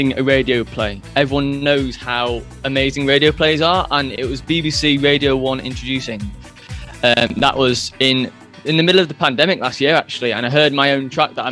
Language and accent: English; near Manchester, North West England, United Kingdom; I am from near a city in United Kingdom called Manchester